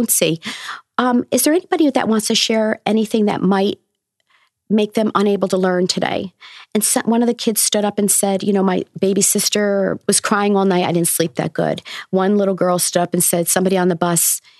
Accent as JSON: {"language": "English", "town": "Newburgh", "region": "New York", "country": "United States", "tie": "born or raised there", "said": "I'm from Newburgh. I went to the school that I'm now teaching in as well."}